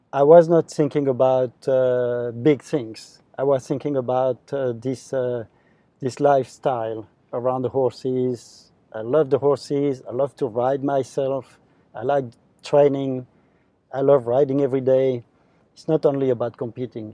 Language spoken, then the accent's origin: English; France; my home country in France